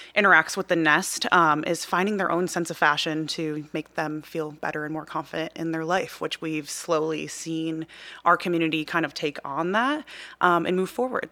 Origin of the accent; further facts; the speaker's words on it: outside of Chicago, Midwest, Illinois, United States; I grew up in the Midwest.